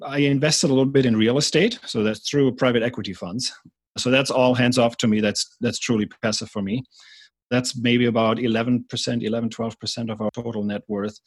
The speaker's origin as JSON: {"language": "English", "country": "Germany", "also_born_or_lived": "Atlanta, United States / San Francisco, United States", "moved": "as an adult", "lives_now": "United States", "said": "I'm from Germany originally. I came to the US as an exchange student, and then I stayed here full-time"}